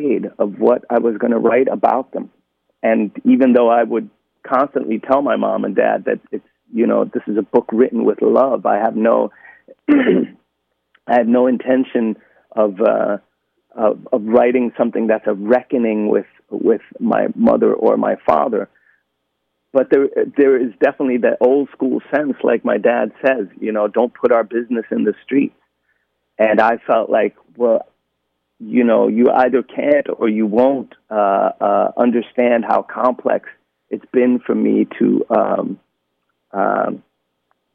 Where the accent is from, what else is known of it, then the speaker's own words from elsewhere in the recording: Sweden; growing up in Sweden in the 80s and 90s